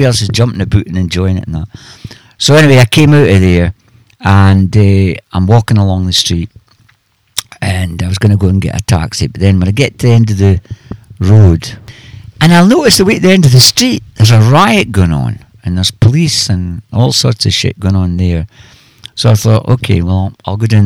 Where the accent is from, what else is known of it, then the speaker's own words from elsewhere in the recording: Scotland, United Kingdom; I'm Scottish